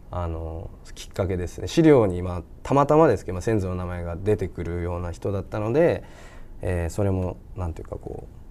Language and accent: Japanese; Fukagawa, Hokkaido, Japan; 僕深川出身深川市北海道深川市出身